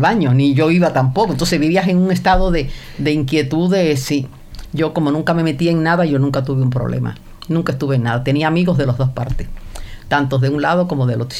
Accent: Cienfuegos, Cuba; also born or lived in Havana, Cuba; ahí viví en Cienfuegos hasta los 19 años

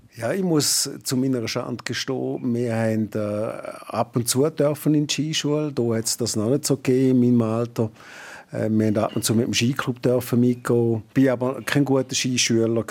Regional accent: Toggenburg, St. Gallen, Switzerland; also born or lived in New Zealand; now in Arosa, Switzerland; ich bin ja ursprünglich aus dem Tackenburg, bin dort auch aufgewachsen

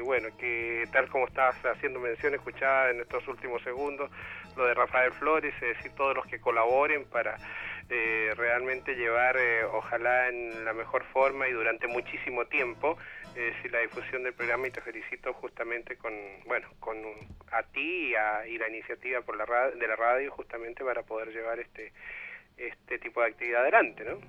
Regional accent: Chile; los que nacimos en Chile

